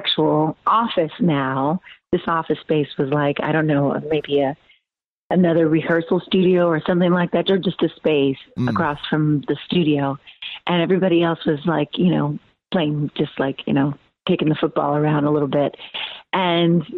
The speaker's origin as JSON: {"language": "English", "region": "California", "country": "United States", "also_born_or_lived": "United Kingdom", "moved": "yes", "lives_now": "Nashville, United States", "said": "I'm from California originally."}